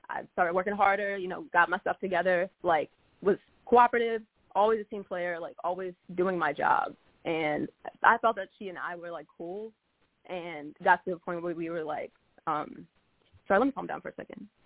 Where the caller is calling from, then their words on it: Baltimore, Maryland, United States; I'm calling from {S1} Baltimore.